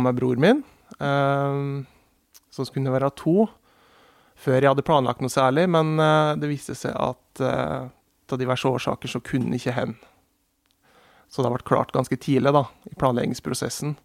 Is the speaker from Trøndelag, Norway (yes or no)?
no; Murudalen, Sel Municipality, Innlandet, Norway; Jeg er oppvokst i Murredalen, i Sel kommune